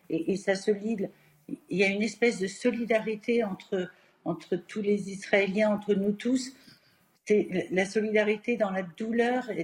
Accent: France; je suis française j'ai plus profond de mon être aussi.

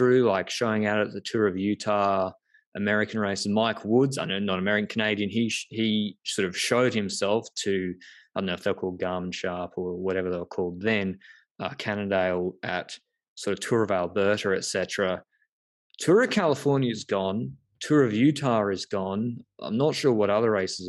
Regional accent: Australia; as an Australian

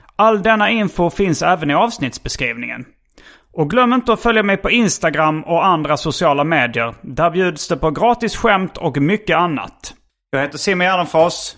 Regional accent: Hjärup, Skåne, Sweden; Hjärup där jag växte upp

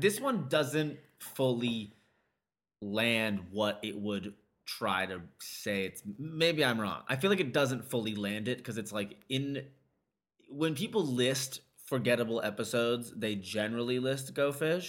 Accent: United States; as an American male

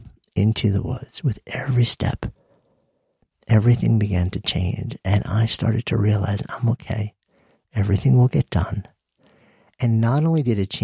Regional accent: New York, United States; moved away as an adult; now in Boulder, United States; I grew up just outside of New York City, and the end of my block was the bay

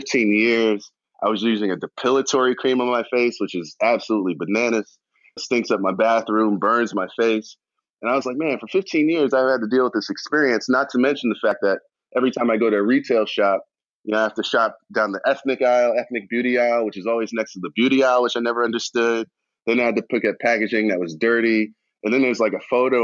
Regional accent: New York City, New York, United States; I'm from Queens

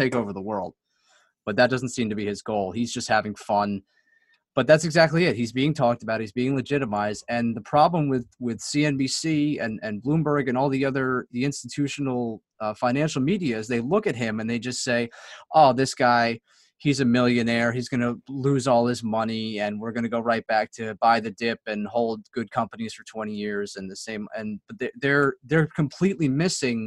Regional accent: Northeast, United States; I'm from the Northeast.

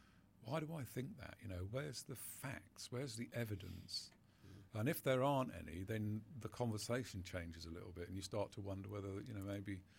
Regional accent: United Kingdom; But we're very British about it, aren't we?

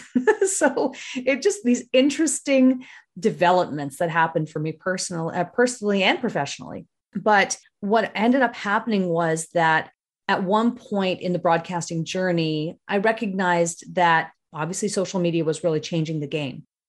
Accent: Northern Ontario, Canada; also born or lived in British Columbia / Toronto / Kitchener-Waterloo; now in Chatham, Canada; I grew up in Northern Ontario. That's, so I'm from a, a mining town in Northern Ontario

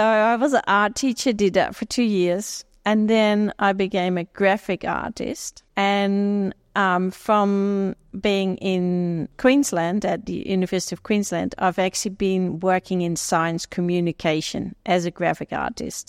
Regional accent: Netherlands; moved away as an adult; also born or lived in Jamaica; now in Australia; I grew up in Holland

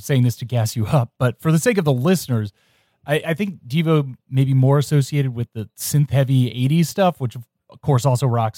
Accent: Cincinnati, Ohio, United States; I'm from Ohio. I grew up in Cincinnati.

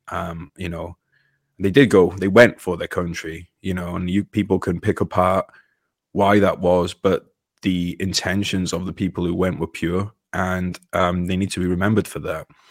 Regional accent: United Kingdom; British person. I was born into a British body, but I identify as an American

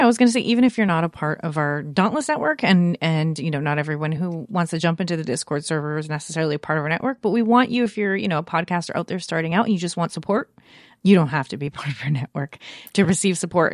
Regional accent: Canada; I feel a little underrepresented as a Canadian

